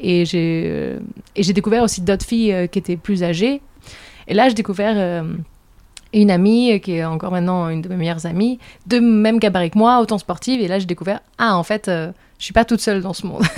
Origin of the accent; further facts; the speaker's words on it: France; moved away as an adult; now in Sweden; je suis française, j'habite en Suède depuis deux ans